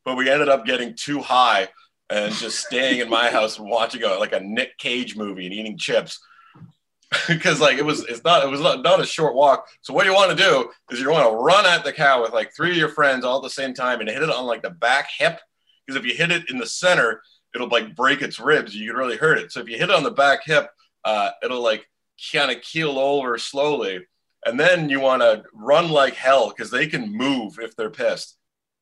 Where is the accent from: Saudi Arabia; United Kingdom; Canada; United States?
Canada; outside of Ottawa, Ontario; also born or lived in Montreal; now in Toronto, Canada; I grew up, I didn't even grow up in Ottawa proper. I grew up like outside of Ottawa, like surrounded by fields and forest.